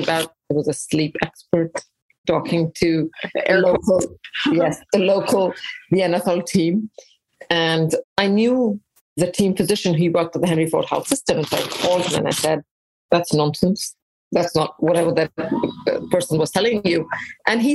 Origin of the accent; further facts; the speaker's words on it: India; also born or lived in England; now in United States; Mostly in India, a little bit in England